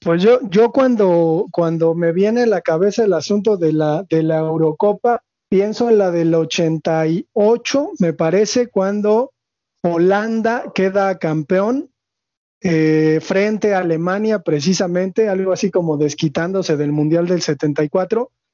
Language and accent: Spanish; Mexico; como mexicanos